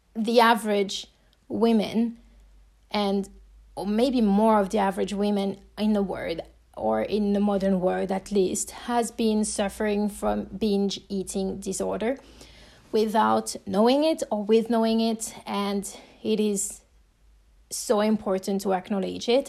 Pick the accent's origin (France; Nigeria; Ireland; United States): France; accent: French; English is a second language; if you're hearing my accent, you know that I'm French